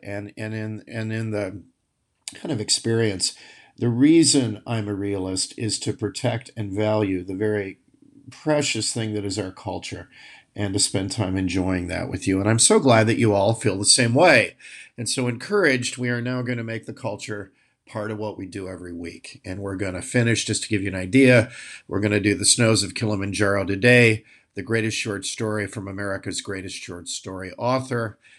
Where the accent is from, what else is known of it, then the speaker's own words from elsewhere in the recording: Midwest, United States; moved away; also born or lived in Europe; I'm a Midwesterner like Hemingway.